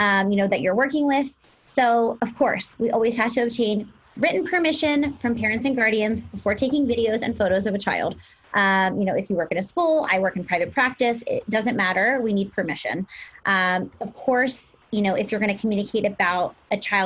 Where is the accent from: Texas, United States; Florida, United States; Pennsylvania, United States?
Pennsylvania, United States; now in Los Angeles, United States; I have a private practice in Los Angeles. I'm from Pennsylvania